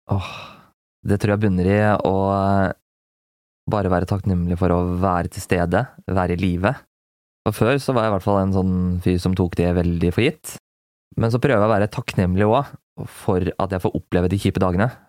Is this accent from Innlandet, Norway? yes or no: yes; Gjøvik, Innlandet, Norway; aleine hjemme på Gjøvik